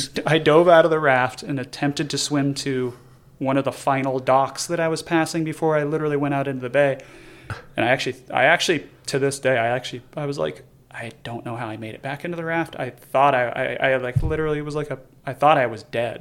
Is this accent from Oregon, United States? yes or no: yes; Oregon, United States; now in Arizona, United States; I grew up in Oregon